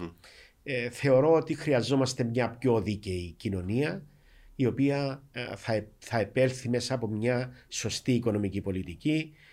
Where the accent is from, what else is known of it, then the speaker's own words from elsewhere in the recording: Vatili, Famagusta District, Cyprus; moved away; είμαι και πρόσφυγα, είμαι από τη Βατιλή